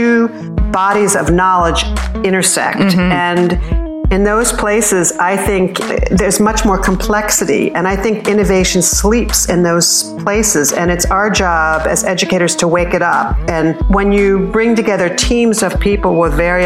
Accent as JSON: {"language": "English", "area": "outside of Philadelphia", "region": "Pennsylvania", "country": "United States", "tie": "born or raised there", "said": "I was born outside of Philadelphia, Pennsylvania, and I was the youngest child"}